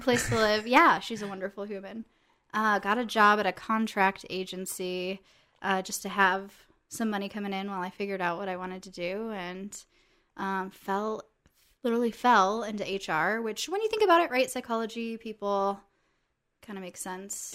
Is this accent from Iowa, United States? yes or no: yes; Iowa, United States; moved away; I am from Iowa